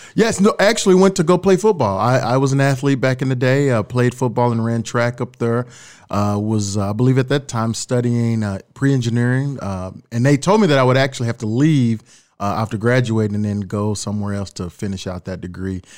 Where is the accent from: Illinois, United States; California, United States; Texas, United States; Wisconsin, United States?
Texas, United States; Dallas; moved away as an adult; also born or lived in Austin, Texas / Orange City, Iowa; now in Sioux City, United States; I grew up in Dallas, Texas. uh, born and raised